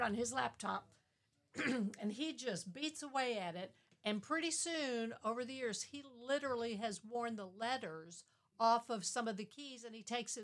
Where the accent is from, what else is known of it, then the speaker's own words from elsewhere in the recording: St. Louis, Missouri, United States; moved away as an adult; also born or lived in Poplar Bluff, Missouri; I was born and raised in St. Louis.